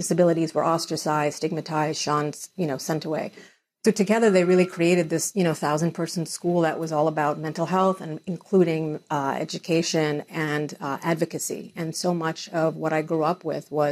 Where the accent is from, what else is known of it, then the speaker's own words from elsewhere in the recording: United States; I was born in the United States.